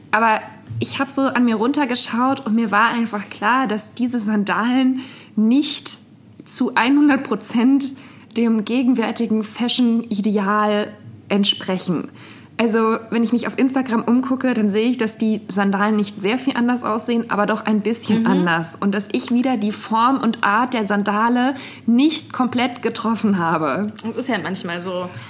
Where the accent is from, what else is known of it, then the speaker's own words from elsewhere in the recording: Bavaria, Germany; Aber ich war sehr abhängig davon, dass mich jemand in die nächstgrößere Stadt nach Würzburg gefahren hat, weil Internet-Shopping, das gab es